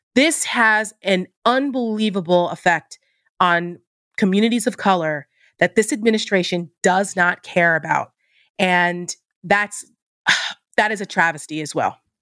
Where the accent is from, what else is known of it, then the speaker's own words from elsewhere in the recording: New Jersey, United States; I'm from New Jersey